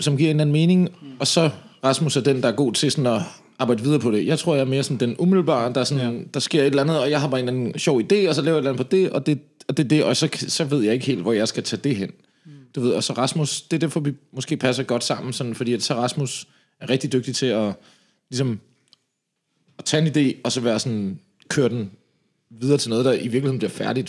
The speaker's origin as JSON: {"language": "Danish", "town": "Slagelse", "region": "Zealand", "country": "Denmark", "moved": "yes", "lives_now": "Copenhagen, Denmark", "said": "jeg kommer fra Slagelse af"}